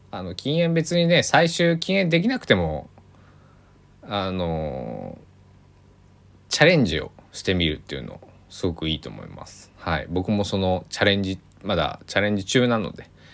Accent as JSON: {"language": "Japanese", "region": "Kochi", "country": "Japan", "tie": "born or raised there", "moved": "yes", "lives_now": "Takamatsu, Japan", "said": "僕の地元高知も大雪が降ってなかなか、えー、地元は大変だったみんな大変だったみたいなんですけどあの香川は全然降らなくて、まあ、僕が住んでいる高松市なんか特にね"}